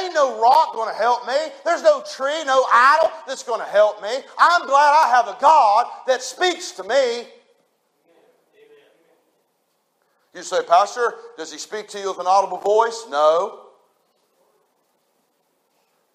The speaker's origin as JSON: {"language": "English", "country": "United States", "tie": "born or raised there", "said": "I was raised on the New River"}